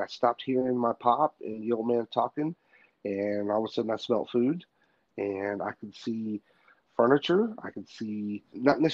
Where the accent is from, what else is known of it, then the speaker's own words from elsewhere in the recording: Tennessee, United States; now in Oklahoma, United States; I'm from Tennessee originally. I live out here in Oklahoma now